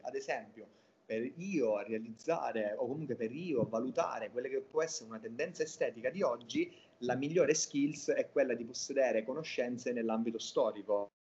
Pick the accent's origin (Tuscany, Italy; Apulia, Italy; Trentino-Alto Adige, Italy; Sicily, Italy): Sicily, Italy; Catania; moved away as an adult; now in Berlin, Germany; sono originario di Catania in Sicilia